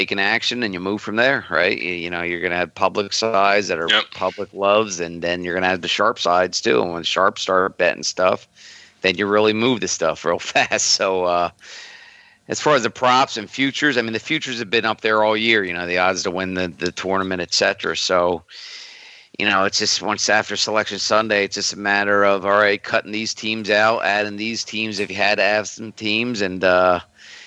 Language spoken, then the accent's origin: English; Villanova, Pennsylvania, United States; I grew up in Villanova. Ever since I was a little kid, I'm from the burbs of Philly